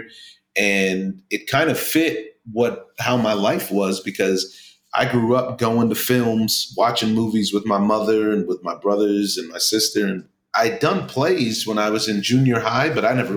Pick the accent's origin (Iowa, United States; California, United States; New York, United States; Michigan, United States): California, United States; Southern; I grew up in Southern California